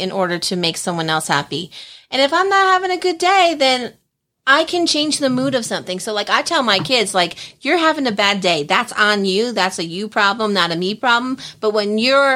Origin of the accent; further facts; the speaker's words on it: New Jersey, United States; moved away as an adult; I'm from Jersey